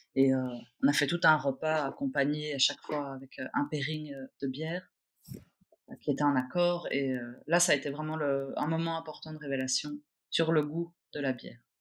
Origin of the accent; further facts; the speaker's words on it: Brussels, Brussels-Capital Region, Belgium; je suis née à Bruxelles, euh, une vraie bruxelloise. Mmh. Je suis née au centre-ville. J'ai grandi à Scarbeck